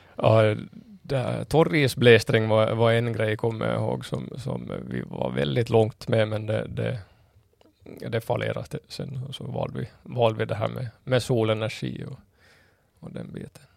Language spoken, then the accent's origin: Swedish; Kimito, Southwest Finland, Finland; moved away as an adult; now in Åland, Finland; min hemort Kimito